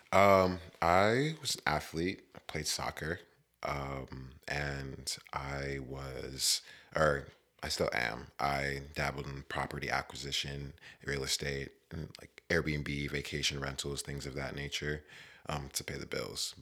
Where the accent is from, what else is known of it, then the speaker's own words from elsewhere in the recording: West Virginia, United States; moved away as an adult; also born or lived in Maryland / San Diego; now in California, United States; I was born in Maryland, and I grew up in West Virginia